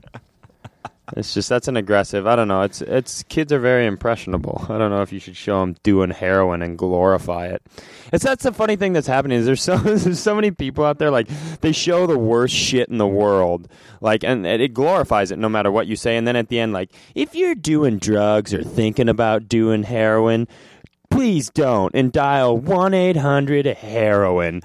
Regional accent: Worthington, Minnesota, United States; born or raised there; moved away

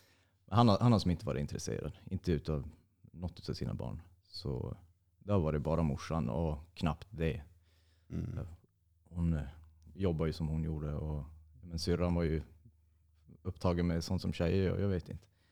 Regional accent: Nödinge, Västra Götaland, Sweden; also born or lived in Uddevalla / Hisingen, Gothenburg; now in Norrland, Sweden; jag är född i Uddevalla och bodde i Hisingen i fem eller sex år, jag minns inte riktigt. Och sen flyttade vi till Ale kommun, till ett ställe som heter Nödinge. Jag gick skola där

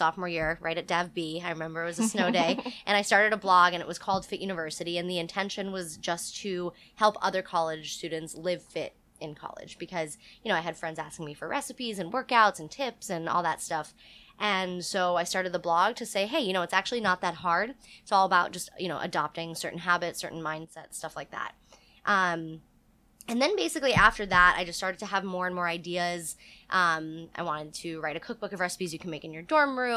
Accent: Florida, United States; moved away as an adult; I grew up in Florida

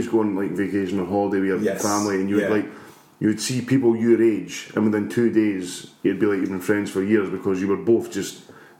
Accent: Scotland, United Kingdom; we're British or Scottish, man.

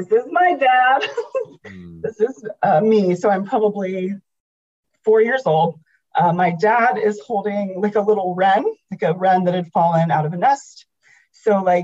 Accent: the South, United States; I'm from the South

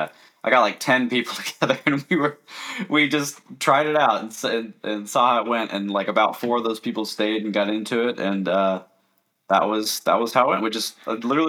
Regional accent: Alaska, United States; also born or lived in Florida; I was stationed in Florida, and I'm from Alaska. I'm in Alaska right now.

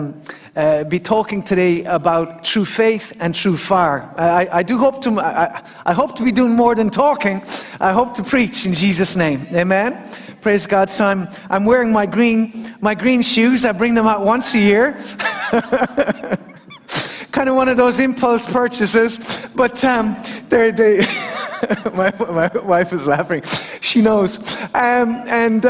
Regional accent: Killarney, Munster, Ireland; as a little boy growing up in Killarney

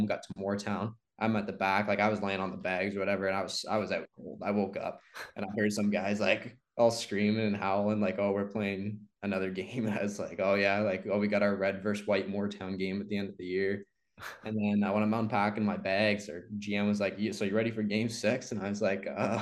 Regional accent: Sarnia, Ontario, Canada; also born or lived in Mississauga; I was born in Mississauga and then came to Sarnia when I was little

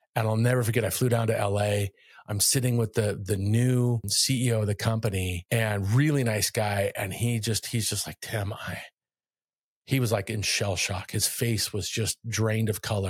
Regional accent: Kailua-Kona, Hawaii, United States; moved away as an adult; also born or lived in Northern California; I grew up in Kailua-kona on the island of Hawaii

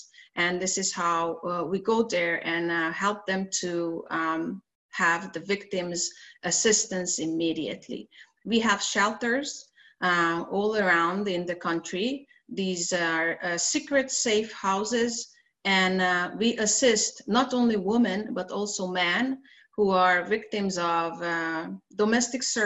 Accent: Hungary; in our country

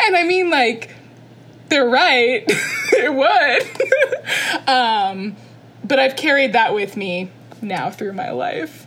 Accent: Orlando, Florida, United States; I'm from Orlando, Florida. I was born and raised oh, there

